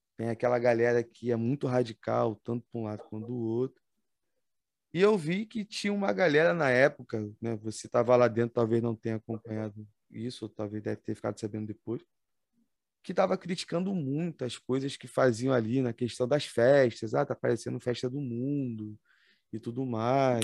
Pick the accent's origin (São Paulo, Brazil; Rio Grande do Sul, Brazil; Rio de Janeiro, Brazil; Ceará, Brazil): Rio de Janeiro, Brazil; Nilópolis; accent: carioca; sou de Nilópolis, Baixada Fluminense, Estado do Rio de Janeiro